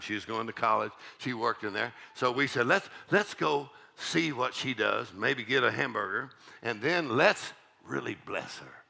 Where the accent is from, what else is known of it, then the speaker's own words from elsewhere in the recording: South Texas, United States; I grew up in South Texas, and it's a little town of uh, 3,000 people